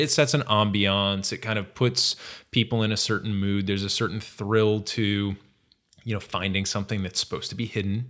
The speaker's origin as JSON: {"language": "English", "region": "Massachusetts", "country": "United States", "tie": "born or raised there", "moved": "yes", "said": "I'm from Massachusetts originally"}